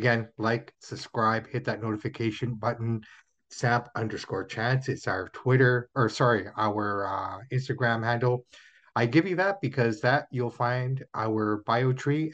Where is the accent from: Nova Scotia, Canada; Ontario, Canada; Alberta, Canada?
Ontario, Canada; Toronto; that's my hometown and that's where I was born.